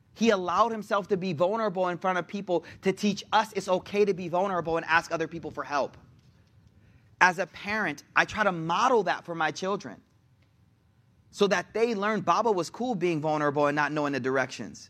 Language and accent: English; Buffalo, New York, United States; moved away; I'm from Buffalo